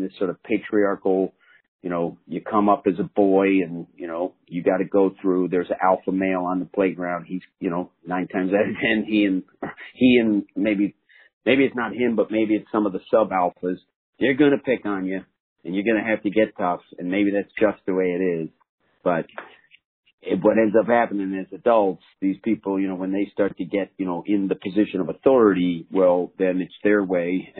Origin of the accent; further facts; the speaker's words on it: New Jersey, United States; I'm a kid from New Jersey